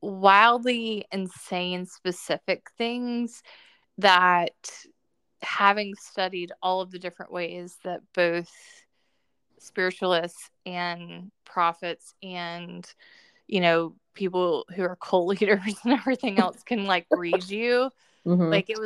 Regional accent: the South, United States; I grew up in the South

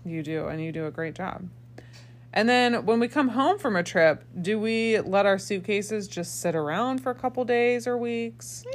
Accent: Indiana, United States; now in Michigan, United States; I grew up in Indiana

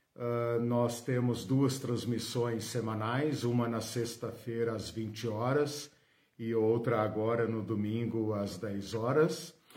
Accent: Brazil; nós que somos brasileiros, ocidentais, latino-americanos

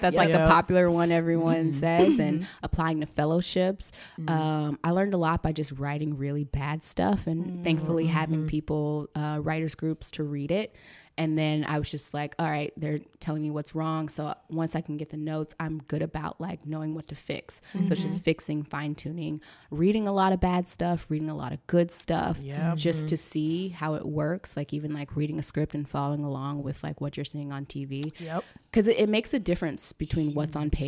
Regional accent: Charlotte, North Carolina, United States; moved away as an adult; now in Los Angeles, United States; growing up in North Carolina, you don't know a lot of screenwriters

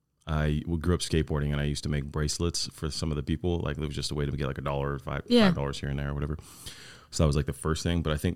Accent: California, United States; I'm from the same place you're from, Orange County.

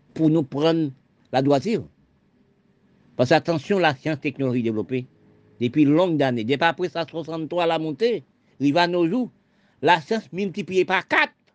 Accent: Haiti; Je suis né en Haïti.

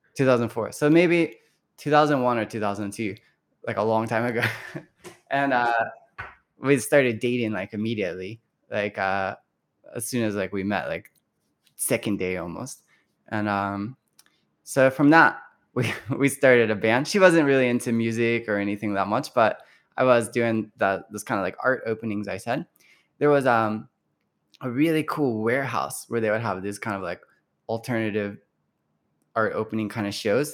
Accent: Louisville, Kentucky, United States; moved away as an adult; now in Nagoya, Japan; growing up in Louisville

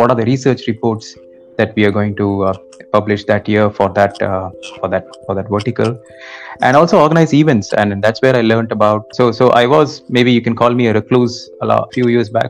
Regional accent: Kolkata, West Bengal, India; moved away as an adult; also born or lived in Mumbai / Hyderabad / Chennai; I was born in Mumbai, brought up in Kolkata, did all my studies in Kolkata

